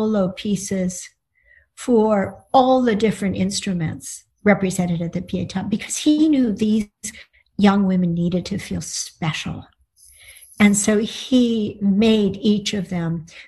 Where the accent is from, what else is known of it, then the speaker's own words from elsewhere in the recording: United States; sono una scrittrice americana, I'm an American writer.